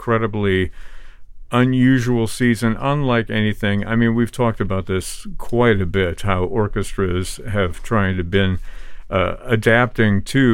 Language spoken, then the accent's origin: English; Moline, Illinois, United States; moved away; also born or lived in Boston, Massachusetts; Was raised in Moline, Illinois